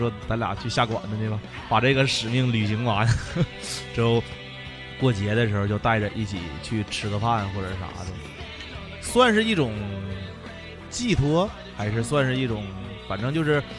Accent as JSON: {"language": "Chinese", "country": "China", "said": "就那时候中国的感觉就是。自己身为中国人的感觉真的出来了。"}